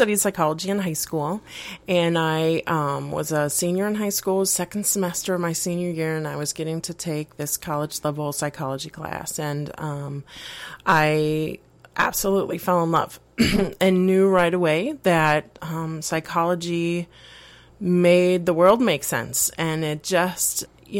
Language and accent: English; Mexico City, Mexico; also born or lived in Puerto Rico; I was born in Puerto Rico and raised primarily in Mexico City. So I'm Spanish-speaking and bicultural in that sense.